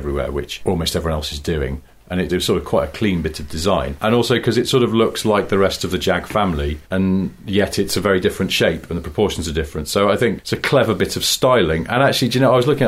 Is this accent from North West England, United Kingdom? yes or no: yes; Cheshire, North West England, United Kingdom; I am from Cheshire